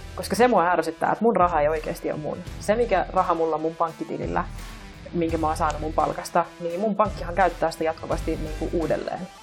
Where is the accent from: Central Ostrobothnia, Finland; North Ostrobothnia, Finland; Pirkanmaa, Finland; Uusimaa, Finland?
Uusimaa, Finland; Vantaa; mä tuun Vantaalta